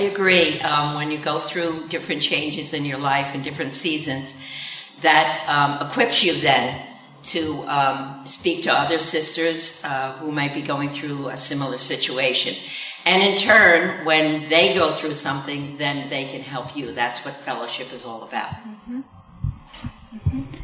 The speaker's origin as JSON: {"language": "English", "area": "Long Island", "region": "New York", "country": "United States", "tie": "born or raised there", "moved": "as an adult", "lives_now": "California, United States", "said": "I came to California 17 years ago from Long Island, where I lived my entire life"}